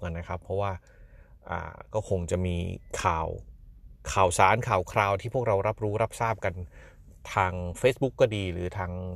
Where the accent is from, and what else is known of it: Thailand